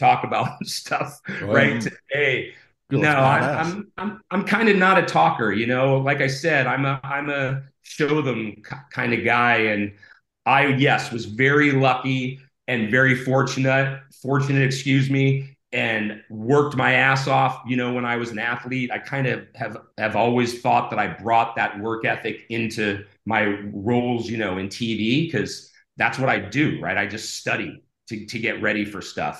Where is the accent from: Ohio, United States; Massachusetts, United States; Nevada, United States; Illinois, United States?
Ohio, United States; now in California, United States; I grew up in Ohio and I was a pool swimmer.